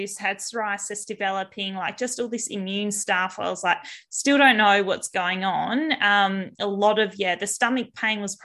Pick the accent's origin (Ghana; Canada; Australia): Australia; Albany, Western Australia; growing up in WA, so I grew up down south in Albany, so a small coastal town